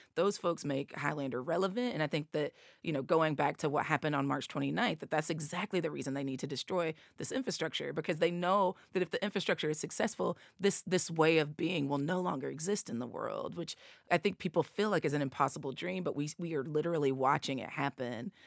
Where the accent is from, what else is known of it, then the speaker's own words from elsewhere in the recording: East Tennessee, United States; accent: Appalachian; I'm from East Tennessee, two hours away